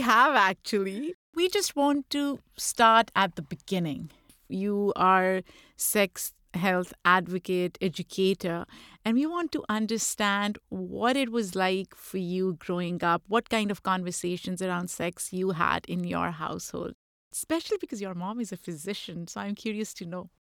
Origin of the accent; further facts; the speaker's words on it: Pakistan; moved away; I grew up in Pakistan